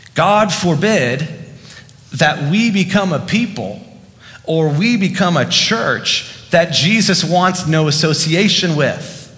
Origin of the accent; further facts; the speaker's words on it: the South, United States; now in Fairfax, United States; because I'm from the South.